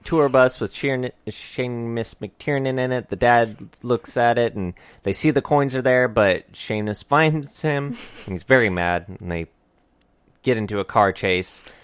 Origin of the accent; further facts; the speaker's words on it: United States; we do come from a fucking awesome country of freedoms